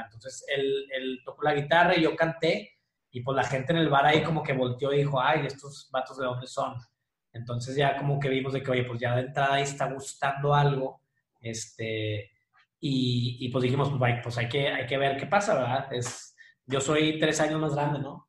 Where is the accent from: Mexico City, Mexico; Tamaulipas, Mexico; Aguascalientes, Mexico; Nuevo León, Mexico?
Nuevo León, Mexico; Monterrey; Soy de Monterrey toda la vida